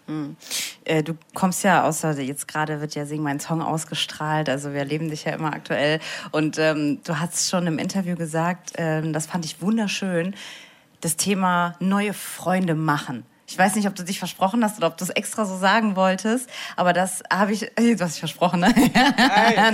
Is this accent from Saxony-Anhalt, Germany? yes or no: no; Saarbrücken, Saarland, Germany; Ich bin ja aus Saarbrücken